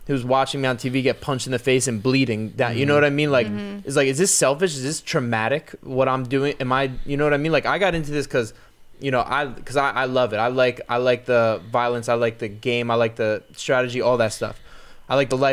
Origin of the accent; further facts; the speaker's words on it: New Jersey, United States; also born or lived in Los Angeles; now in Florida, United States; I'm from Jersey. I've lived in LA, I've traveled all over to and now I'm living in Florida